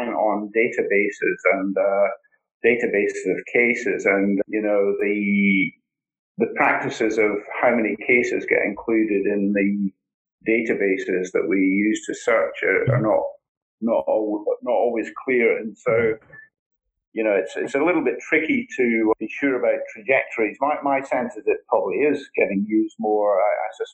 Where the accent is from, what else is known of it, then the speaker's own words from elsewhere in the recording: Scotland, United Kingdom; accent: Scottish; now in Australia; my Scottish accent